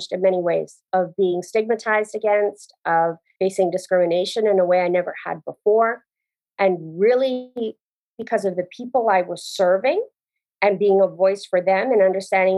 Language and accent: English; Canada; moved away as an adult; I grew up in Canada